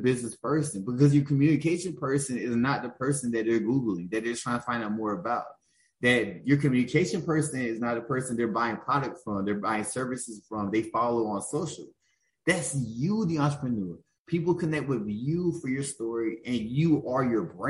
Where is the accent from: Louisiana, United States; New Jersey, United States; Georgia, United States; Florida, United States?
Georgia, United States; Augusta; I'm from Augusta, Georgia